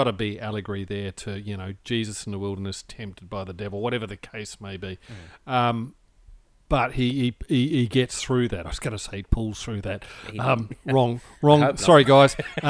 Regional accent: New Zealand; I have vague memories of maypoles, even in New Zealand, growing up in New Zealand.

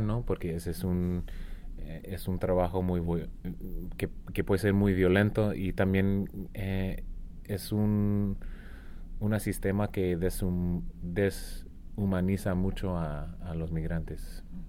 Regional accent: Arizona, United States; now in Tucson, United States; yo soy de Arizona. Vivo ahora en Tucson, pero yo crecí en un pueblo que está más como en el centro del estado

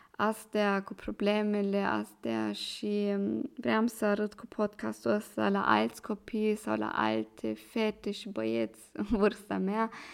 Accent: Germany; accent: Moldovan; Romanian is a second language; moved away as an adult; now in Vienna, Austria; eu vin din Germania și am 23 de ani. Acum locuiesc în Viena.

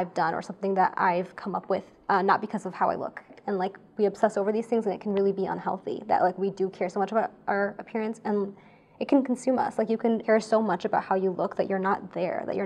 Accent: United States; I grew up in America

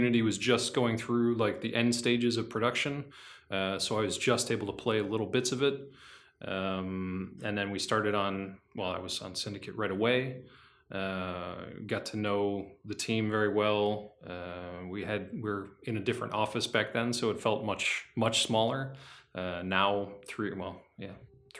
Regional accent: United States; moved away as an adult; now in Quebec, Canada; I'm from the United States.

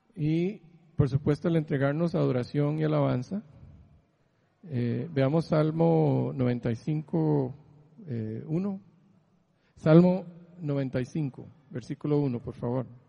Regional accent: Heredia, Costa Rica; moved away as an adult; now in San Diego, United States; crecí en Heredia, que pasó todo esto, que me jalé, huí de Costa Rica

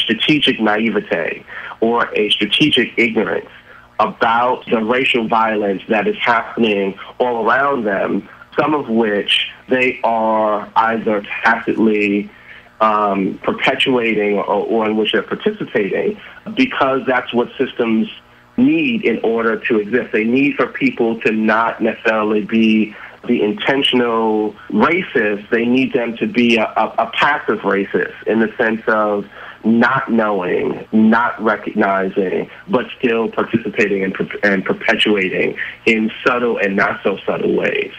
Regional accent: New York City, New York, United States; this is in Brooklyn, New York

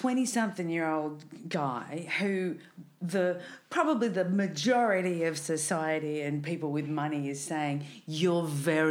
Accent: Riverina, New South Wales, Australia; now in Melbourne, Australia; I grew up in Riverina District

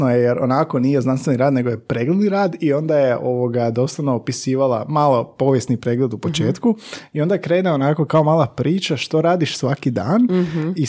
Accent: Croatia; mi smo iz Hrvatske.

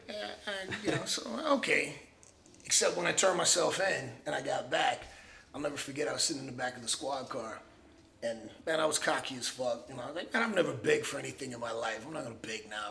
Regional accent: Miami, Florida, United States; I grew up in Miami

